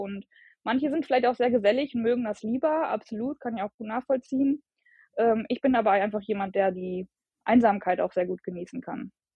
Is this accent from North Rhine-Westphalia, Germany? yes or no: yes; Bielefeld, North Rhine-Westphalia, Germany; ich komme aus Bielefeld